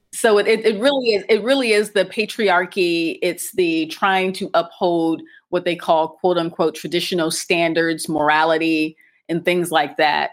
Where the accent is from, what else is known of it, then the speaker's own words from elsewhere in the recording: Akron, Ohio, United States; moved away as an adult; now in Cairo, Egypt; I'm American, and I grew up in the U S, specifically in Ohio, and more specifically in Akron, Ohio